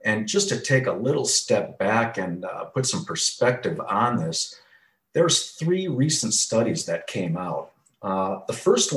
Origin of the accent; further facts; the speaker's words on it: Wisconsin, United States; moved away as an adult; also born or lived in Chicago, Illinois; now in Phoenix, United States; From the Midwest, born and raised in Wisconsin